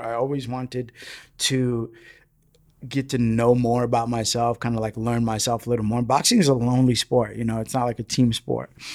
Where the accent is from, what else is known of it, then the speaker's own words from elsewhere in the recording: New York City, New York, United States; first language Spanish; English is a second language; grown up in the Bronx